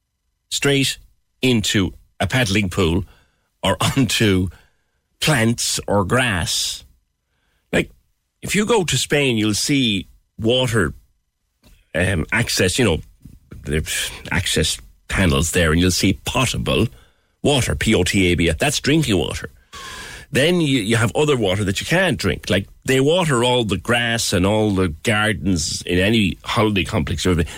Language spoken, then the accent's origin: English; Ireland; I think we must be the only country, ourselves and Britain, have to be the only countries in Europe where we attach a hose to the water we drink.